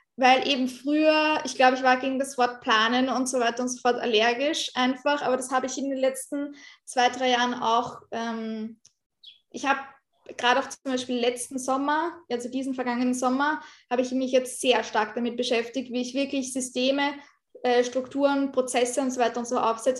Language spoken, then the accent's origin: German; Austria; bei uns in Österreich